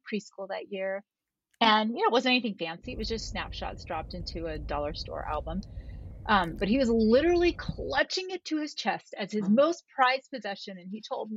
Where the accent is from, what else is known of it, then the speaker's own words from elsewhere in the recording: Florida, United States; now in Utah, United States; I grew up in Florida